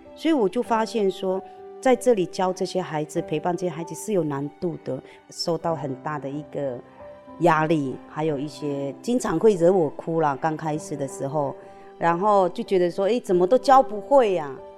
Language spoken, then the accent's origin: Chinese; Hongye Village, Wanrong Township, Hualien County, Taiwan; moved away; also born or lived in Sanxia, New Taipei; 然后我出生在花莲万荣乡红叶村